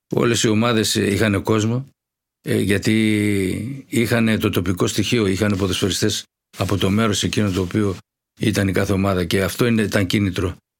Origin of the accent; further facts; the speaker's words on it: Thessaloniki, Central Macedonia, Greece; Αναληψιώτη, ε, Αριανίδη γειτονιά. Εκεί μεγαλώσαμε.